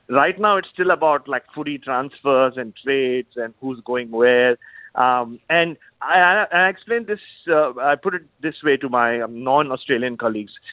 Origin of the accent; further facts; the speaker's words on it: India; growing up in India